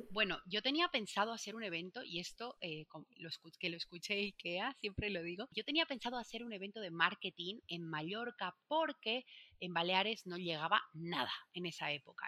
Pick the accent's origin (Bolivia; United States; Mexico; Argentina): Bolivia; moved away as an adult; now in Spain; cuando me vine a vivir a España al principio, para ganarme dinero, porque era estudiante, como en mi país no hay Sara, no hay Inditex